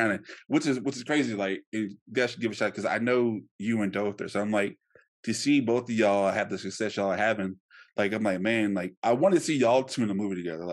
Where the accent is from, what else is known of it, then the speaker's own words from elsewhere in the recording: Shreveport, Louisiana, United States; I come from Shreveport